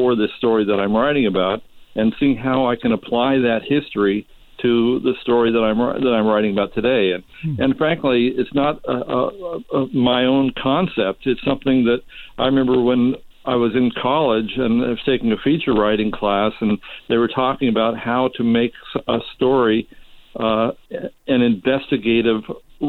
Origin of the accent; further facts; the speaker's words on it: Whittier, California, United States; also born or lived in San Francisco; now in Palm Springs, United States; I grew up in Whittier, and I went to a school